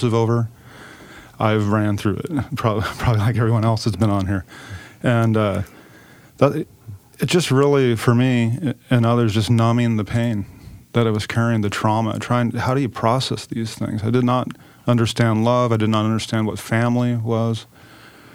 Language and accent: English; Klamath Falls, Oregon, United States; I'm from Klamath Falls, down in southern Oregon, small town down there